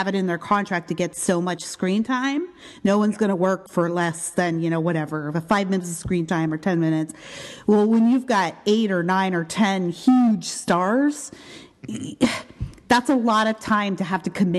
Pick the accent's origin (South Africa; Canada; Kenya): Canada; I'm Canadian